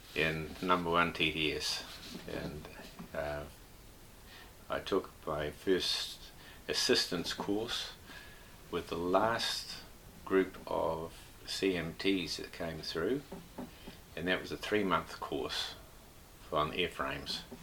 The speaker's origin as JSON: {"language": "English", "town": "Whangarei", "region": "Northland", "country": "New Zealand", "tie": "born or raised there", "lives_now": "Cambridge, New Zealand", "said": "I was born in Whangarei, 29th of June 1938"}